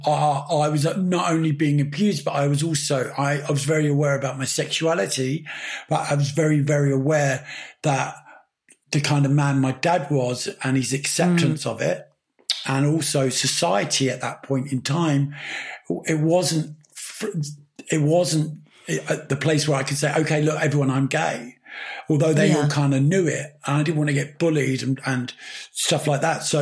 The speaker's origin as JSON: {"language": "English", "region": "London", "country": "United Kingdom", "tie": "born or raised there", "also_born_or_lived": "Pimlico", "said": "I was born in Pimlico. I grew up in Battersea"}